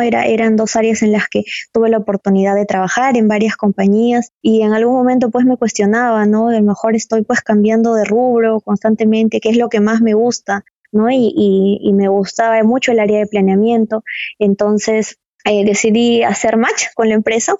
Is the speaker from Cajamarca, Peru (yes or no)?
yes; Cajamarca, Peru; Yo soy de Cajamarca y bueno, ustedes saben, Cajamarca es una ciudad minera